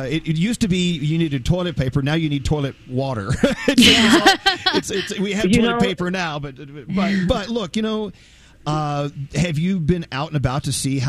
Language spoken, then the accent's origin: English; Texas, United States; moved away; I'm originally from Texas. Texas is my birth state, and my family's still there